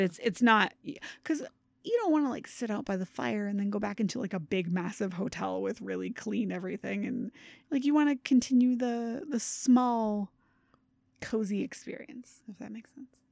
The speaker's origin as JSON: {"language": "English", "region": "Maine", "country": "United States", "moved": "yes", "lives_now": "Connecticut, United States", "said": "I'm originally from Maine"}